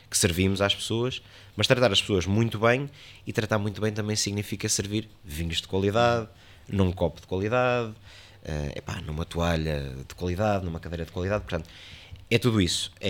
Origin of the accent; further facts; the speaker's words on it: Soissons, Hauts-de-France, France; born there; Eu nasci em Soação, fui registado em Rance na capital, né, numa das capitais de Champagne.